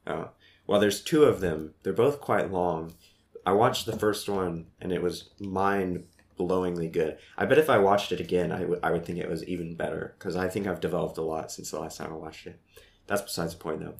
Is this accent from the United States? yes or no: yes; Midwest, United States; moved away as an adult; also born or lived in Columbia; growing up in the Midwest